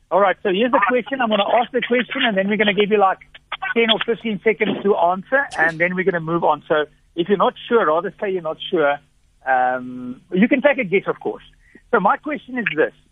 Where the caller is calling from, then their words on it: Middelburg, Mpumalanga, South Africa; I, I, I'm calling from Middelburg in Mpumalanga.